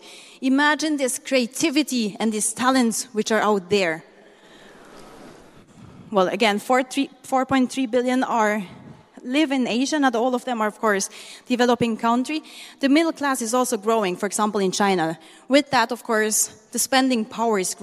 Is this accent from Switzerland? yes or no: yes; Switzerland; moved away as an adult; now in Manila, Philippines; I'm half Swiss and half Filipino. So I grew up in Switzerland. 27 years long, I was there